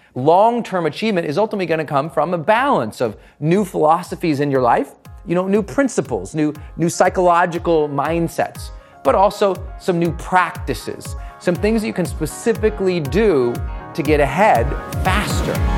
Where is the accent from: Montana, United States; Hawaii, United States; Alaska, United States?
Montana, United States; I'm from Montana